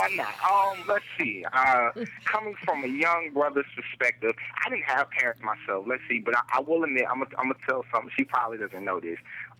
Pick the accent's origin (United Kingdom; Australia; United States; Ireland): United States; Durham, North Carolina; moved away as an adult; now in Greensboro, United States; she came to Durham from my hometown, Bull City, all day.